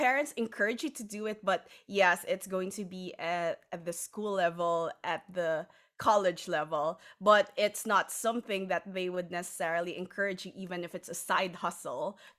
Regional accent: Philippines; because being Filipino, as you know, in our culture and maybe a lot of other cultures as well

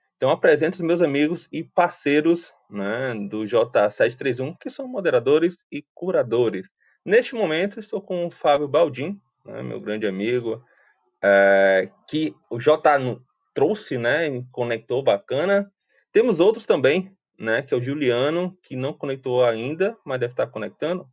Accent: Fortaleza, Ceará, Brazil; sou fortalezense, né, nascido, criado e vivido aqui no Ceará

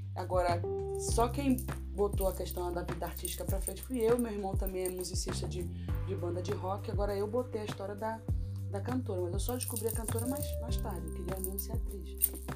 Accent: Brasília, Federal District, Brazil; moved away as an adult; now in Rio de Janeiro, Brazil; fui criada em Brasília, nasci no Rio de Janeiro, fui criada em Brasília. Hum. Morei em Brasília dos 2 aos 17 anos.

